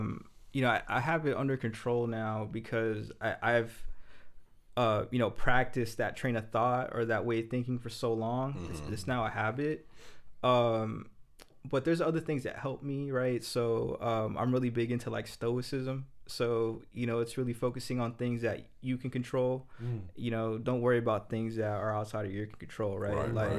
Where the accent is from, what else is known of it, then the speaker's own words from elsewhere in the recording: Maryville, United States; Yeah, I grew up in Maryville, but that wasn't me.